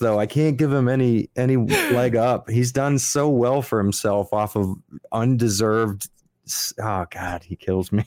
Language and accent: English; Miami, Florida, United States; I'm from Miami